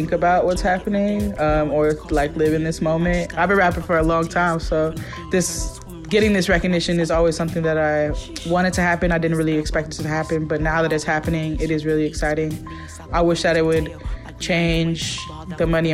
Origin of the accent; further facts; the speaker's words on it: Oakland, California, United States; moved away as an adult; now in New York, United States; growing up in East Oakland